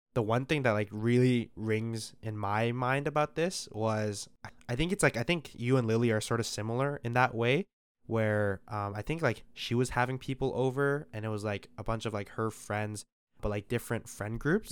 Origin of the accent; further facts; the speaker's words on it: Calgary, Alberta, Canada; moved away as an adult; now in Toronto, Canada; I'm from Calgary